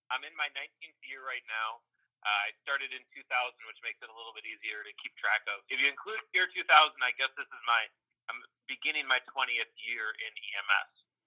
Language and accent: English; Wisconsin, United States; accent: Midwestern drawl; also born or lived in North Carolina; I'm originally from Wisconsin